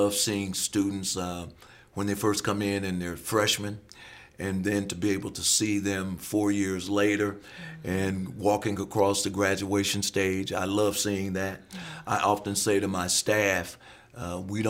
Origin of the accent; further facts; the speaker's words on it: South Bend, Indiana, United States; moved away as an adult; also born or lived in Akron, Ohio; now in Clemson, United States; growing up in South Bend, Indiana, I tend to root for Notre Dame